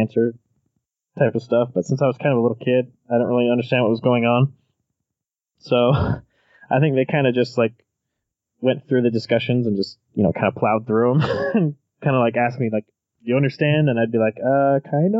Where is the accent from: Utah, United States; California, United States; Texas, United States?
Utah, United States; Ogden; So I grew up in northern Utah, in the Pleasant View, North Ogden, Ogden area. So I was born in Ogden